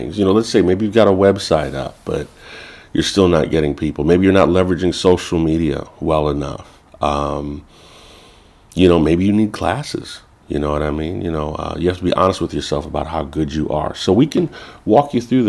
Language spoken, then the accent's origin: English; Chicago, Illinois, United States; I grew up in Chicago, Illinois. I'm a first generation. My family is from Belize, Central America